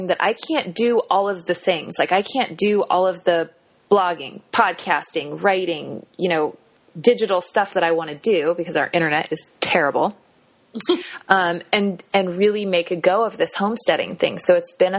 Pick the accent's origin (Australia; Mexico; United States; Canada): United States; Kansas City; also born or lived in Cherry Hill, New Jersey; I grew up in Kansas City, so it's kind of like home.